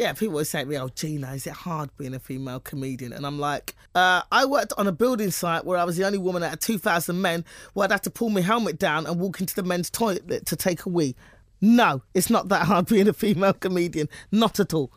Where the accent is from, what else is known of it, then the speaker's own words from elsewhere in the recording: United Kingdom; now in United States; I'm British